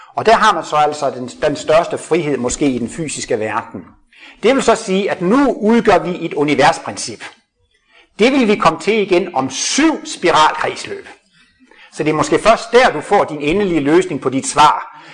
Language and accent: Danish; Jutland, Denmark; Jeg kommer fra Jylland af